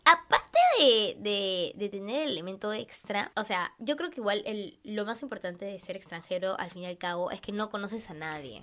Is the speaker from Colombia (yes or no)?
yes; Colombia; moved away; soy colombiana